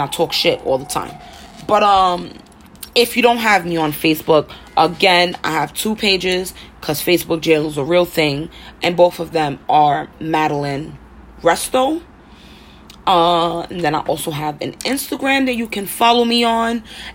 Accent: New York City, New York, United States; born and raised in Harlem, hence why I sound so rough

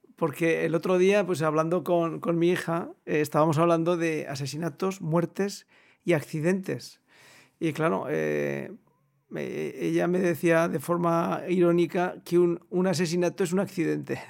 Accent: Almudévar, Aragon, Spain; yo que soy de Almudévar, provincia de Huesca

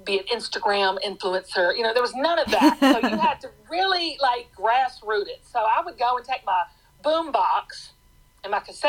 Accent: Atlanta, Georgia, United States; I grew up in Metro Atlanta. I'm in Atlanta, Georgia

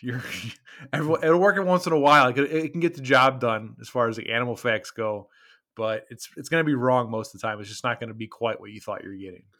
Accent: Midwest, United States; we are from the Midwest

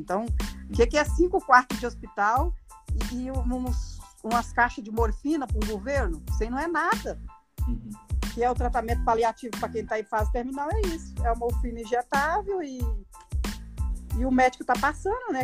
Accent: Goiânia, Goiás, Brazil; also born or lived in São Félix do Araguaia, Mato Grosso; Nascemos no Mato Grosso e fomos criados em Goiânia

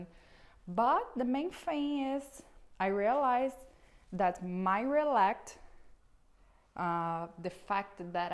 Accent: Brazil; English is a second language; I'm from Brazil

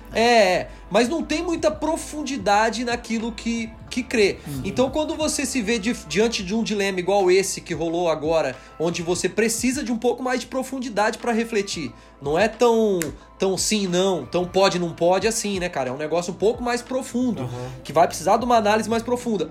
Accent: Brazil; nós somos brasileiros aqui, então a gente tem nosso, a nossa língua.

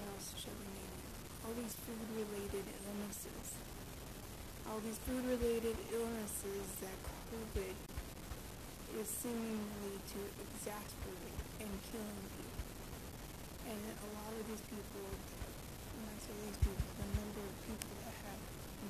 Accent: United States; I grew up in American culture. I'm an American citizen

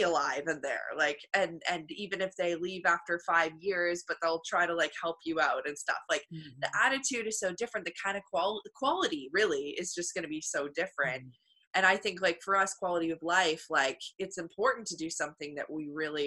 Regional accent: Canada; I know I'm Canadian

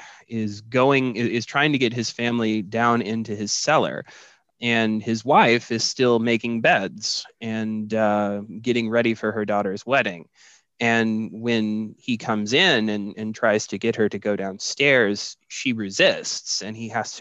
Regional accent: Kansas City, United States; I'm from Kansas City. I live in the Kansas City area

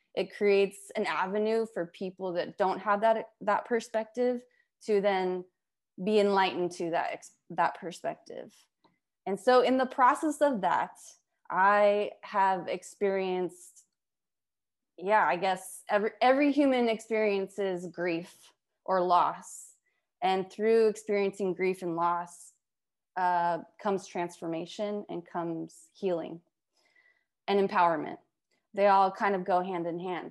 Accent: Las Vegas, Nevada, United States; I grew up in Las Vegas.

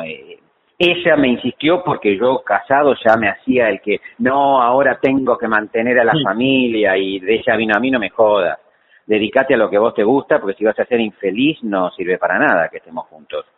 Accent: Lanús, Buenos Aires Province, Argentina; moved away as an adult; now in Buenos Aires, Argentina; Yo nací en Lanús, sí. Este, y viví siempre en Lanús hasta que me casé y después vine a Capital a, vivir.

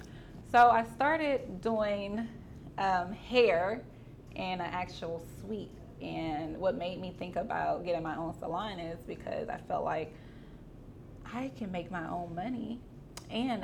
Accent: Beaumont, Texas, United States; moved away as an adult; now in Houston, United States; originally, I'm from Beaumont, Texas

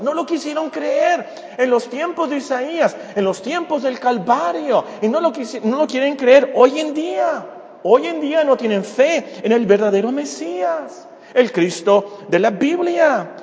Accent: Mexico; Como mexicanos nosotros somos gentiles

